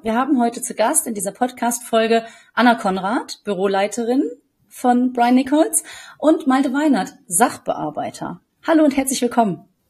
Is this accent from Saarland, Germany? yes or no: no; the area around Marl, North Rhine-Westphalia, Germany; jetzt komme ich natürlich auch hier aus der Gegend